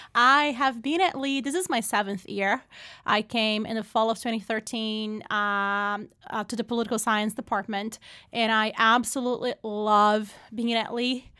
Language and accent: English; Brazil; moved away as an adult; now in United States; I was born and raised in Brazil